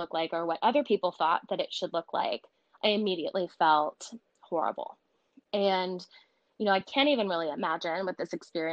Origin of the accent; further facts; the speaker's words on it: Connecticut, United States; I grew up in Connecticut, right outside of New York City, about 40 minutes away